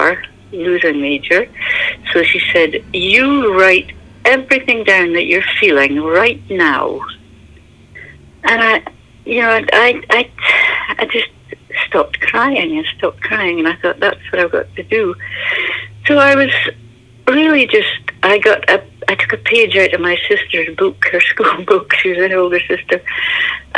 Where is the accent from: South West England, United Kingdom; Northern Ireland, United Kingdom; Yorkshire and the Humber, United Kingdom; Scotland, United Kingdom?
Scotland, United Kingdom; Inverness; moved away; also born or lived in Aberdeenshire, Scotland / India / Spain; I was born in Aberdeenshire in Scotland, and then we moved up to Inverness